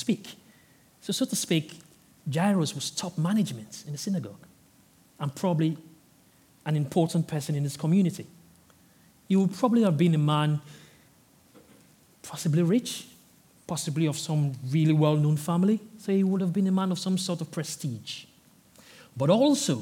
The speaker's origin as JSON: {"language": "English", "country": "Nigeria", "moved": "yes", "said": "I'm originally from Nigeria"}